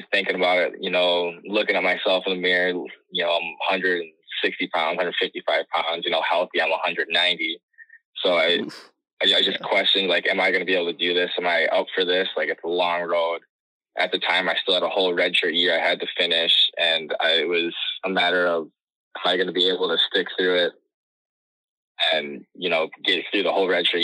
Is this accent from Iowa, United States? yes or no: no; Burnsville, Minnesota, United States; now in Massachusetts, United States; Growing up in Burnsville